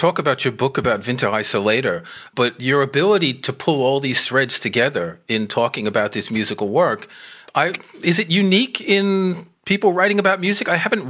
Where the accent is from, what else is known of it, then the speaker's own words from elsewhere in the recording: New York City, New York, United States; moved away; I grew up in New York City.